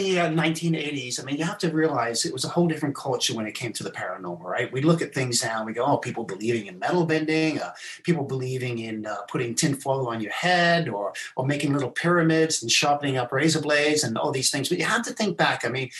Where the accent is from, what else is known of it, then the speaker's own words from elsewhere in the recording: South Africa; also born or lived in England; I was born in England. I left when I was 9. I went to South Africa. It was while I was in South Africa that I was abandoned by my mom.